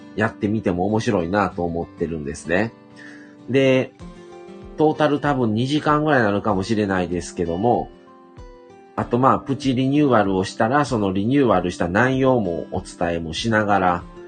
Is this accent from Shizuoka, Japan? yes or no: no; Hyogo, Japan; also born or lived in Shiga; 生まれた場所が滋賀県なんですね。育ちは兵庫県